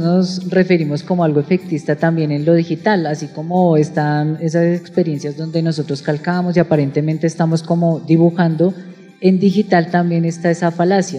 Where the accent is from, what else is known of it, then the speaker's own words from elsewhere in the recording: Bogotá, Bogotá Capital District, Colombia; como bogotanos muchas veces no percibimos